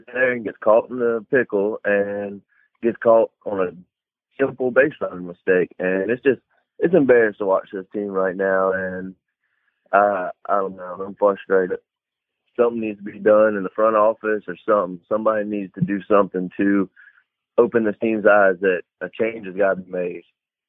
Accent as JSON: {"language": "English", "town": "Aiken", "region": "South Carolina", "country": "United States", "moved": "as an adult", "lives_now": "Portsmouth, United States", "said": "I'm from Aiken, South Carolina. I'm in the Coast Guard stationed in Portsmouth, Virginia."}